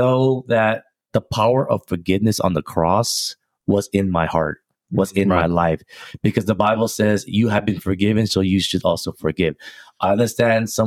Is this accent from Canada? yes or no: no; Philippines; also born or lived in Rocklin, California; now in United States; Did a mission trip in the Philippines, you know, my hometown.